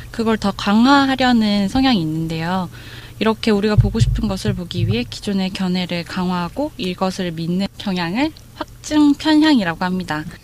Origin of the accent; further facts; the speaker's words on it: South Germany, Germany; Korean is a second language; 아, 아니 저는 어, 저는 네, 독일 출신이 남쪽이니까. 네, 독일